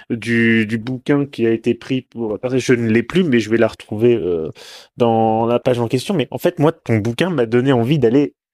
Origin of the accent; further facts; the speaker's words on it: Normandy, France; je dis normand